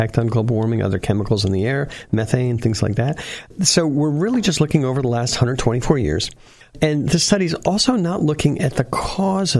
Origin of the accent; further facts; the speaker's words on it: Essex County, New Jersey, United States; now in San Jose, United States; my hometown in Essex County, New Jersey